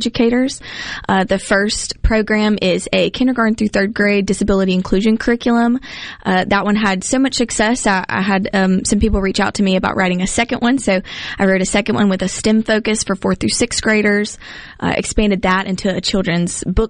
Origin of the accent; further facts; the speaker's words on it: Hattiesburg, Mississippi, United States; I'm from Hattiesburg